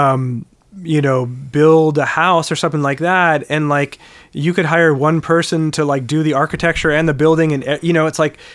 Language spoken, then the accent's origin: English; Wilmette, Illinois, United States; now in Evanston, United States; I grew up in Wilmette.